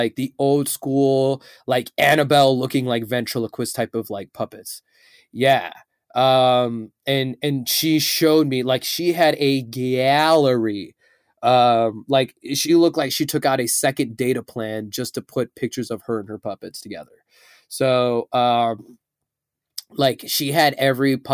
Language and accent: English; Chicago, Illinois, United States